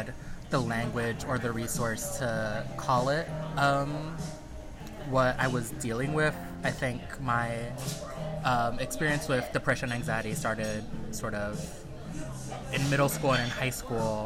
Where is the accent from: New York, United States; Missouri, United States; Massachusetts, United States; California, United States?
New York, United States; New York City; I'm from the Bronx